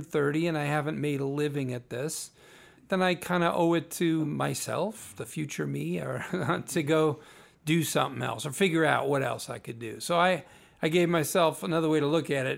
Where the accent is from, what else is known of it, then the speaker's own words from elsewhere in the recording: Naperville, Illinois, United States; also born or lived in Berwyn, Illinois; I was Born in Berwyn, Illinois. Grew up in Naperville my whole, most of my life